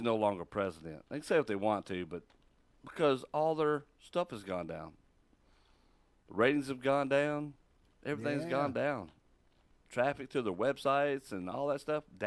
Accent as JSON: {"language": "English", "region": "Texas", "country": "United States", "moved": "yes", "lives_now": "Mississippi, United States", "said": "I'm from Texas."}